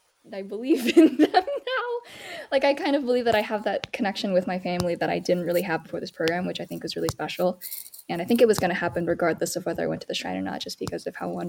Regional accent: North Carolina, United States; moved away as an adult; also born or lived in Pennsylvania; now in Washington, DC, United States; I grew up in North Carolina, as you can probably imagine, not a huge JA community. And then I like went to college in Pennsylvania, and I live in DC

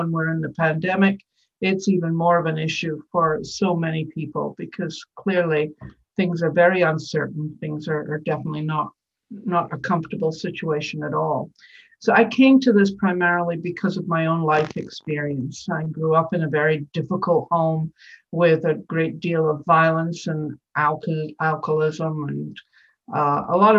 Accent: Scotland, United Kingdom; moved away; as a child on the steps of my tenement building, growing up in Scotland

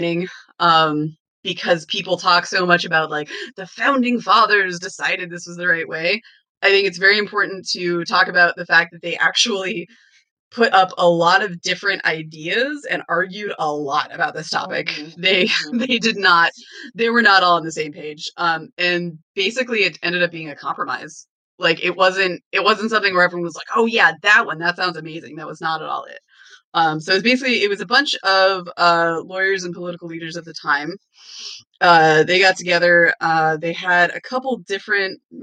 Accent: Western Washington, United States; now in Pennsylvania, United States; I'm from Washington and I'm from Western Washington, I should say, where the climates are temperate.

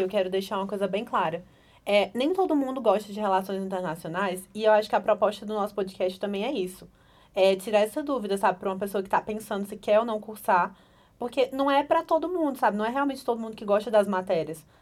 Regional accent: Pernambuco, Brazil; moved away as an adult; now in Brasília, Brazil; eu sou pernambucana.

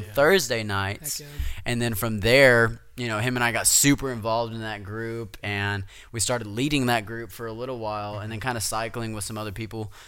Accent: Amarillo, Texas, United States; moved away as an adult; now in Lubbock, United States; I'm from Amarillo, Texas

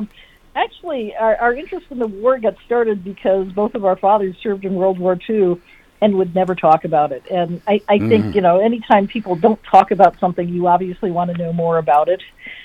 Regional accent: New York City, New York, United States; moved away; we're originally from New York City

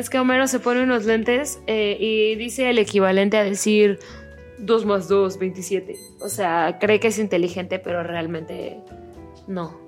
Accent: Mexico; yo soy de México

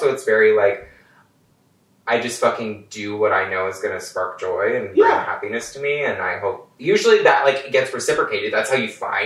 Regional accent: Indiana, United States; moved away as an adult; also born or lived in Michigan; now in Chicago, United States; Born in Michigan, semi-raised in Indiana

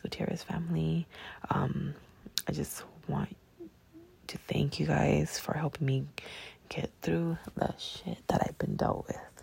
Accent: Long Beach, California, United States; I'm from Long Beach, California

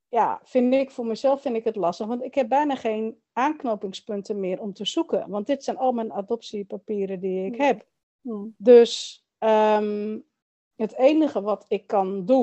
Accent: Chile; ik weet wel dat ik uit Chili kom, maar niet weet wie mijn biologische familie is.

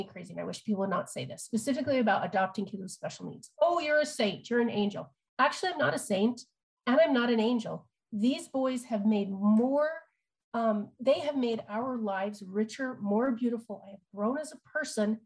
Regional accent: Utah, United States; I'm from Utah

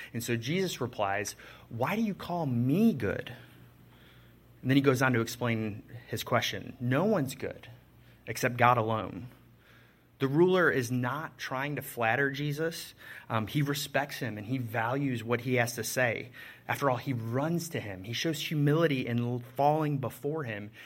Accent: Chicago, Illinois, United States; I'm from Chicago

